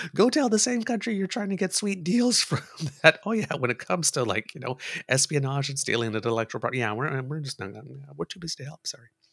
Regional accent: Canada; I'm Canadian

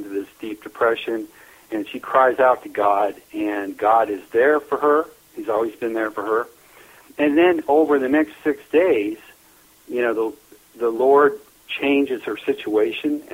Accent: northeast Nebraska, United States; I was born and raised in Neely, Nebraska. up in northeast Nebraska

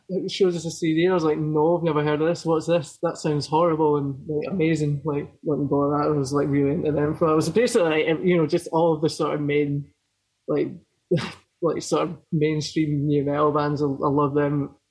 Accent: Falkirk, Scotland, United Kingdom; also born or lived in Poole, Dorset, England; I grew up in a really small town called Falkirk, sort of halfway between Glasgow and Edinburgh

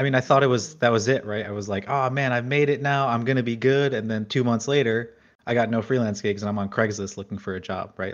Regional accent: New Jersey, United States; I grew up in New Jersey, right outside of New York

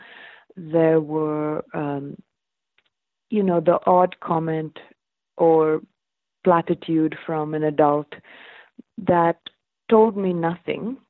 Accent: Bangalore, Karnataka, India; growing up in Bangalore, which is a city in the south

